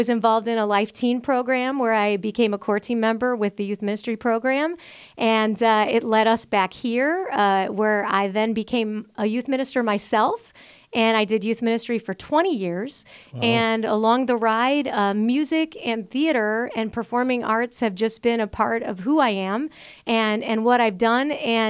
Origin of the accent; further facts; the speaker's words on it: Spanish Lake, Missouri, United States; Absolutely. I was born in Spanish Lake, Missouri, so St. Louis, Missouri